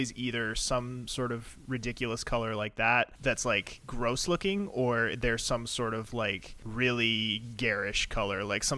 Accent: Virginia, United States; I grew up in Virginia

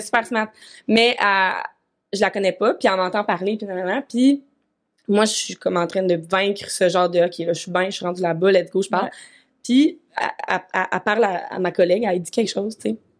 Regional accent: Vaudreuil-Dorion, Quebec, Canada; also born or lived in Montreal; now in Sherbrooke, Canada; je suis retournée dans ma vie natale à Vaudreuil pendant comme six mois

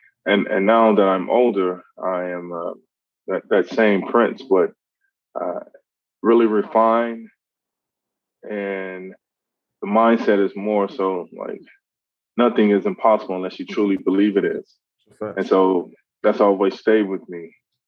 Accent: Mississippi, United States; also born or lived in Louisiana / Houston, Texas; growing up in Mississippi, and then from Mississippi to Louisiana, then from Louisiana to Texas, Houston, Texas.

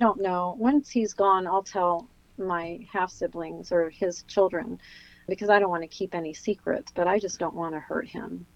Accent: New Jersey, United States; also born or lived in California; We moved to New Jersey. We lived in a tiny little town.

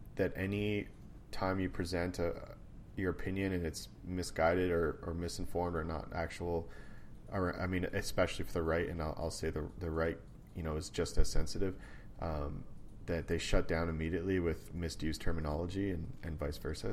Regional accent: Canada; also born or lived in United States; being Canadian

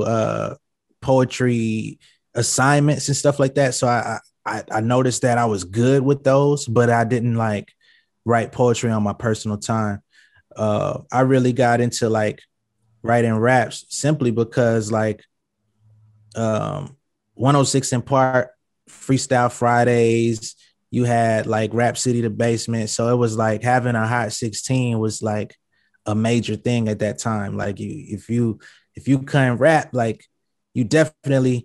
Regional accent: Atlanta, Georgia, United States; also born or lived in New Haven, Connecticut / California; I'm from Atlanta. I was born in Connecticut, New Haven, Connecticut, but I was raised in Atlanta

